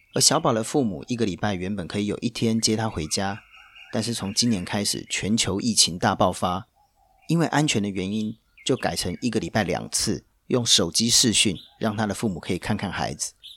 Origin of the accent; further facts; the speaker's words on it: Taiwan; accent: Taiwanese Mandarin; now in Hong Kong; 讲的一口跟我一样标准的台湾国语